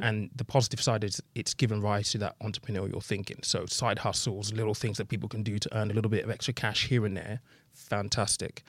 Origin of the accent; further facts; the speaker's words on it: United Kingdom; in the U K, I think we're very British